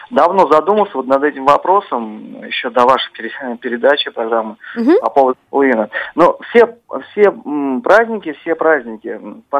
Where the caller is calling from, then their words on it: Saratov, Saratov Oblast, Russia; А, здравствуйте … я из Саратова звоню.